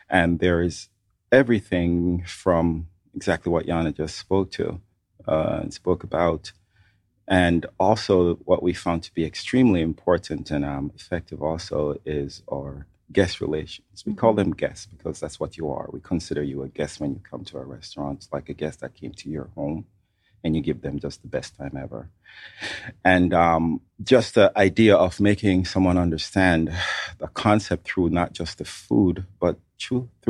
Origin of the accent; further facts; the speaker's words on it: Montego Bay, Saint James, Jamaica; now in Atlanta, United States; I was born and grown in Montego Bay, Jamaica